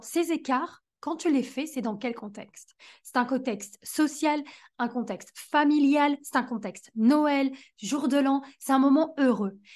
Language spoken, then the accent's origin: French; France; en tant que bonne française